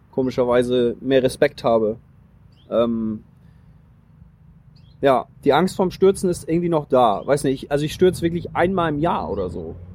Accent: Flensburg, Schleswig-Holstein, Germany; ich komme aus Schleswig-Holstein, aus Flensburg.

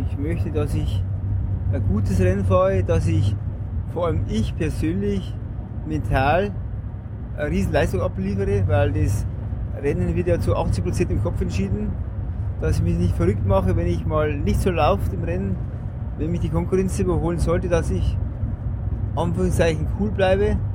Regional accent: Bavaria, Germany; bei uns im Bayerischen Wald ist halt Berg einmal zwei, drei Kilometer lang oder länger

